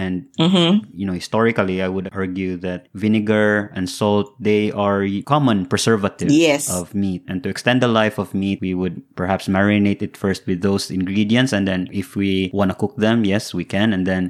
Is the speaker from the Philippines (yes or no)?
yes; Philippines